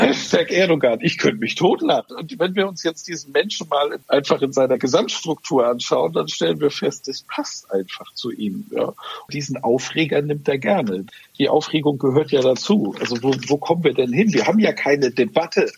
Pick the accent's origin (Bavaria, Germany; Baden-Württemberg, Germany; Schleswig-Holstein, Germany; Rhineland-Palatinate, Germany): Schleswig-Holstein, Germany; accent: Norddeutscher; ich bin ja in Schleswig-Holstein groß geworden und kultiviert